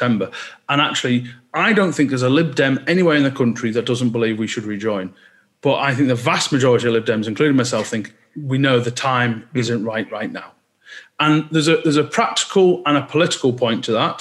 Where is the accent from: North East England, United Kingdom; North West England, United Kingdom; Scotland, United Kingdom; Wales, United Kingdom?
North West England, United Kingdom; Cumbria; now in Lancashire, United Kingdom; I'm from just the other side of the Scottish border when I was born in Cumbria